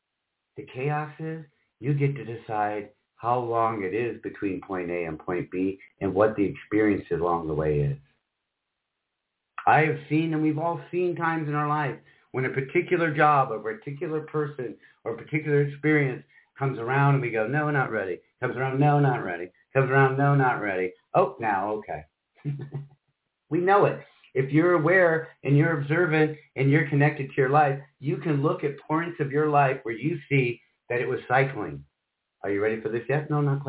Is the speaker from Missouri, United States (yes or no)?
no; Michigan, United States; also born or lived in Iowa / South Carolina; now in Orlando, United States; And she grew up in Spokane and I grew up in Michigan, Iowa, and spent a little time in South Carolina. Somehow we both ended up in Orlando, Florida.